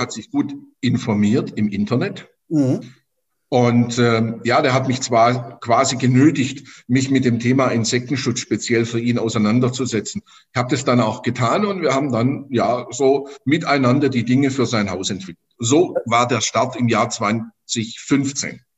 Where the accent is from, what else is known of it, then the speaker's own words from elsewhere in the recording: Stuttgart, Baden-Württemberg, Germany; moved away as an adult; now in Zweibrücken, Germany; ich komme gebürtig aus Stuttgart, bin auch dort geboren